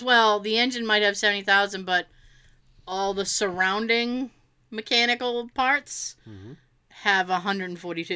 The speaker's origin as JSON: {"language": "English", "region": "Massachusetts", "country": "United States", "said": "I'm from Massachusetts"}